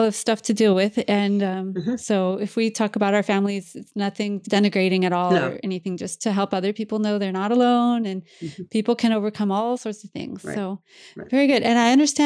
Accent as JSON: {"language": "English", "region": "Iowa", "country": "United States", "tie": "born or raised there", "moved": "yes", "said": "I grew up in Iowa"}